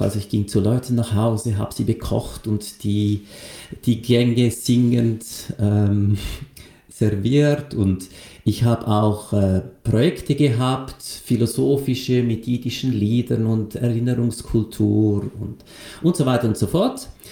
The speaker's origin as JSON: {"language": "German", "region": "Lucerne", "country": "Switzerland", "tie": "born or raised there", "said": "ich bin in Luzern aufgewachsen, also in einer absoluten katholischen Milieugesellschaft"}